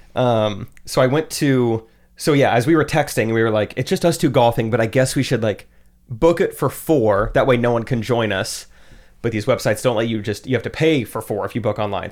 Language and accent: English; Strafford, Missouri, United States; also born or lived in Springfield, Missouri; I grew up in Stratford